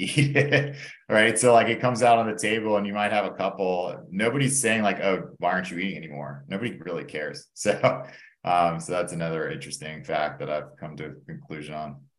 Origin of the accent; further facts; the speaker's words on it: Atlanta, Georgia, United States; also born or lived in Indiana; I grew up in Atlanta. Um, born and raised here